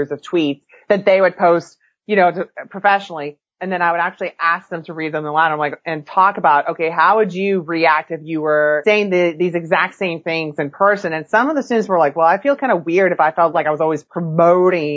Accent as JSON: {"language": "English", "region": "California", "country": "United States", "tie": "born or raised there", "moved": "yes", "said": "I grew up in California"}